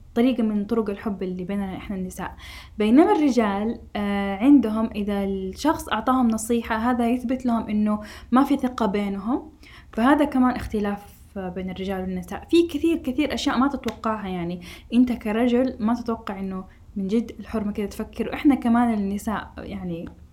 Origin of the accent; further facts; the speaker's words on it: Saudi Arabia; إحنا كمجتمع سعودي